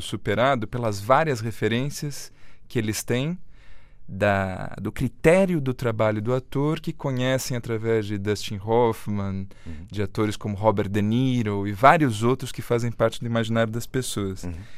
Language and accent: Portuguese; Brazil; como brasileira